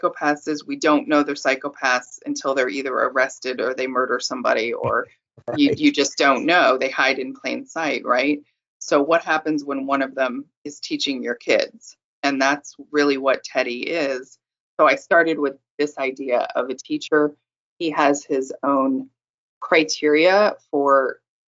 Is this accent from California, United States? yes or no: yes; California, United States; I'm from California